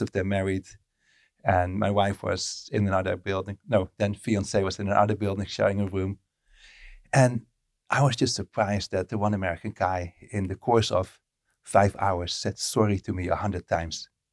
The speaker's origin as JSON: {"language": "English", "country": "Netherlands", "tie": "born or raised there", "first_language": "Dutch", "second_language": "English", "moved": "as an adult", "said": "I lived in the Netherlands from birth till I was thirty-two, and then English started to become my primary language."}